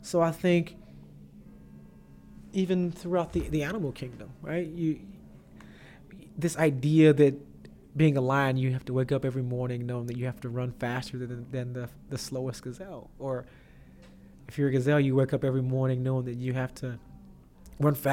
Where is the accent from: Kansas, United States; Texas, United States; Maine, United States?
Texas, United States; I come from Texas